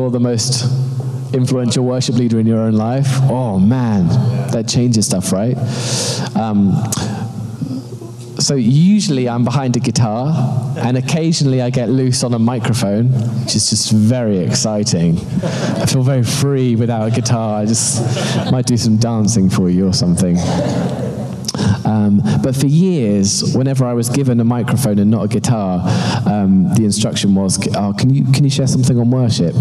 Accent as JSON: {"language": "English", "region": "London", "country": "United Kingdom", "moved": "as an adult", "lives_now": "Toronto, Canada", "said": "As you can tell from my accent, I'm not actually from Toronto. I am, in fact, from London, UK"}